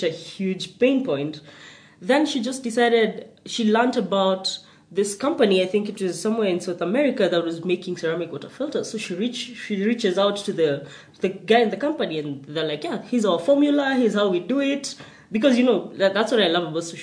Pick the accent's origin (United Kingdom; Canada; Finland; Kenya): Kenya; Nakuru, Nakuru County; I grew up in Nakuru.